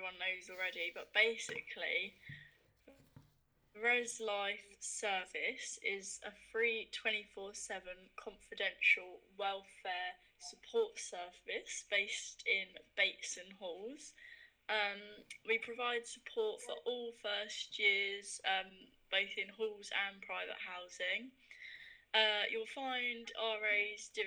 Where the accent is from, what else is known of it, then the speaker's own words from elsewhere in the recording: Hertfordshire, East of England, United Kingdom; I'm from Hertfordshire, and I do law